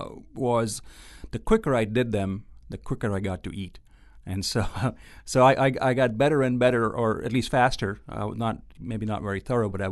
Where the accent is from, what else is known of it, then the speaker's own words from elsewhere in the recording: Ahmedabad, Gujarat, India; moved away as an adult; also born or lived in Austin, Texas / Kentucky; now in Oxford, Mississippi, United States; So I grew up in a town called Ahmedabad, which is in the state of Gujarat